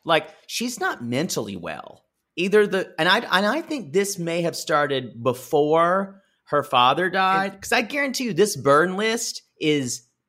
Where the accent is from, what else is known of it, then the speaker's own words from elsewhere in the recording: Australia; I'm like I'm Australian.